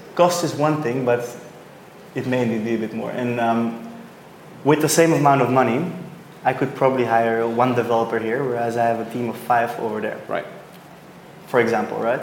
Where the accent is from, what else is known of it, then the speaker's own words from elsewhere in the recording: Belgium; now in Sydney, Australia; I'm originally from Belgium, but now for a while in Sydney